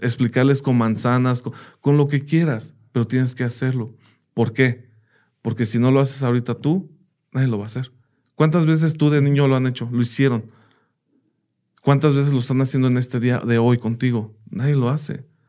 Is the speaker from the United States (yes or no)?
yes; United States; moved away as an adult; now in Mexico; yo crecí en Estados Unidos y allá estudié